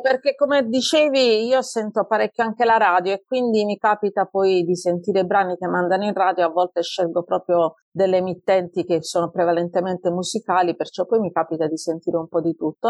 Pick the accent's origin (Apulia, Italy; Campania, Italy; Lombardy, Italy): Apulia, Italy; Taranto; accent: Tarantino; moved away as an adult; also born or lived in Tuscany; now in Pisa, Italy; sono di Taranto, però ormai vivo in Toscana da moltissimi anni, da quando avevo 18 anni, benché devo dire che non sono riuscita a risciacquare i panni in ardo particolarmente bene, il mio accento è rimasto quello originale